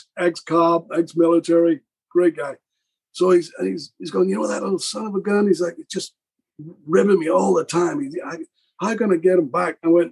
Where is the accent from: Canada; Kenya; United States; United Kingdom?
United Kingdom; Wigan, North West England; I come from Wigan.